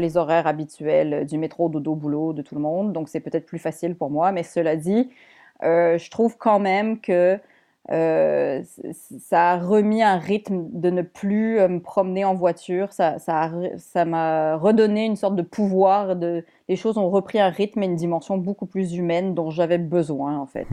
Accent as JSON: {"language": "French", "town": "Montreal", "region": "Quebec", "country": "Canada", "tie": "born or raised there", "also_born_or_lived": "Paris, France", "said": "je suis québécoise"}